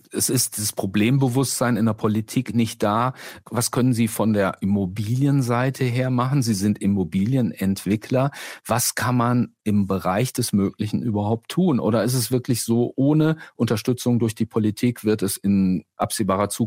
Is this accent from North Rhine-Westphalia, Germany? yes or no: yes; Cologne, North Rhine-Westphalia, Germany; In meiner Heimatstadt Köln ist es genauso.